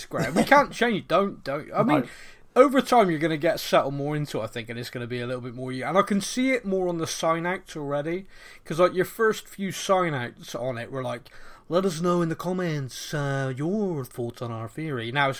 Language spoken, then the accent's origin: English; Bristol, South West England, United Kingdom; accent: Bristolian; I'm not Bristolian enough for them, or I don't know, or I sound more Bristolian when I'm on the podcast.